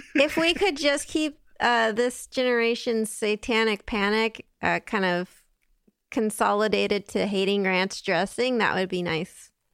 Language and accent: English; West Coast, United States; now in Italy; I'm from the West Coast